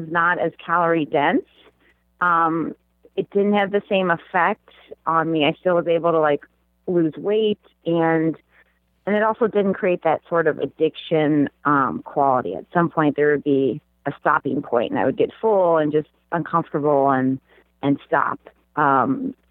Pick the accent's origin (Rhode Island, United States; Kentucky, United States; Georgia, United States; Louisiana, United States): Kentucky, United States; I grew up in Kentucky